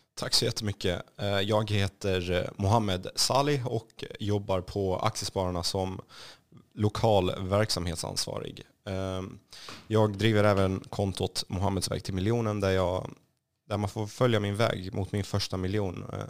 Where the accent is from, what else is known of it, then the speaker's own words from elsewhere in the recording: Kallinge, Blekinge, Sweden; Swedish is a second language; moved away as an adult; also born or lived in Rosengård, Malmö; now in Stockholm, Sweden; Kallinge och eh, Blekinge är faktiskt i mitt hjärta. Det är där jag är uppvuxen